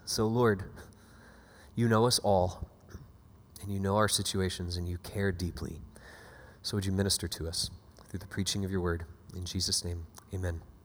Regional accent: Panama City Beach, Florida, United States; now in Boston, United States; originally born and raised in Panama City Beach, Florida

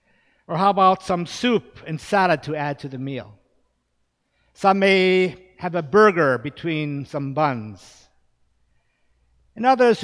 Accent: Japan; Now, growing up in Japan, we always ate rice. That's part of the staple of the Japanese diet. Now, of course, having an American mother, we knew that that staple was not always for us.

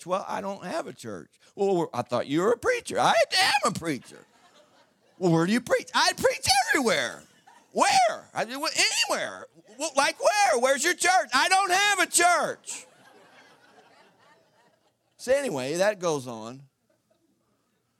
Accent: Southeast Missouri, United States; I'm from Southeast Missouri. You can't get more redneck than that.

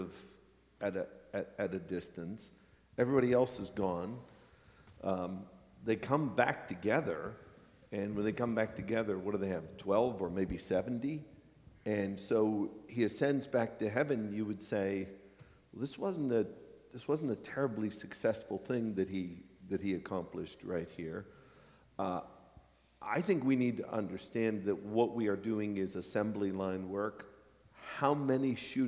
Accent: Pennsylvania, United States; now in New York City, United States; the little town where I was raised in Pennsylvania

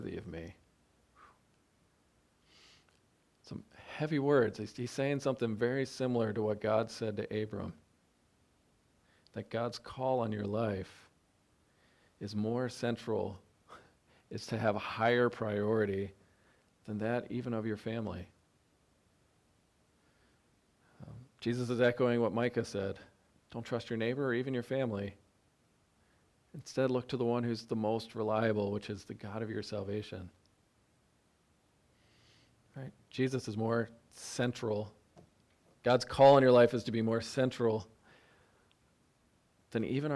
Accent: upstate New York, United States; We're upstate New Yorkers

